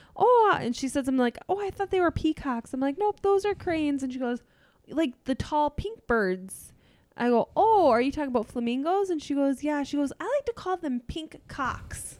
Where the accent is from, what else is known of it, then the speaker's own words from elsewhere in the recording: half an hour from Saint Cloud, Minnesota, United States; my hometown was a half an hour from Saint Cloud.